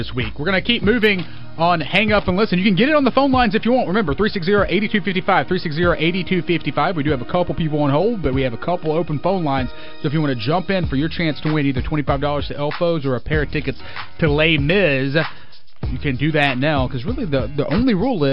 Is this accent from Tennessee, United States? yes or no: yes; Germantown, Tennessee, United States; when I was growing up in Germantown